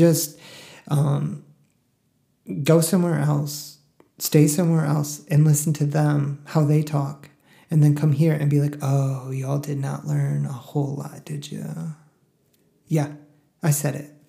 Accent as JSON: {"language": "English", "area": "the Northeast", "region": "New York", "country": "United States", "tie": "born or raised there", "moved": "yes", "lives_now": "Texas, United States", "said": "I'm from the Northeast"}